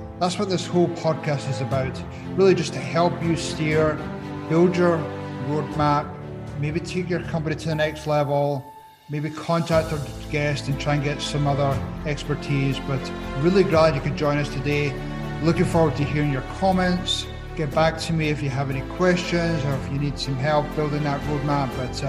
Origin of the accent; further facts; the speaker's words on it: Scotland, United Kingdom; now in United States; So, I came across the States from Scotland, and I didn't really have much going on, but I've now built myself a great life by working my way through the challenges